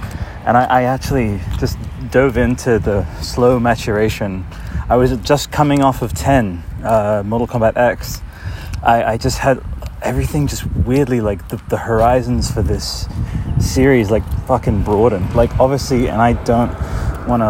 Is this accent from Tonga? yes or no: no; Italy; moved away; 1997, I was growing up in Italy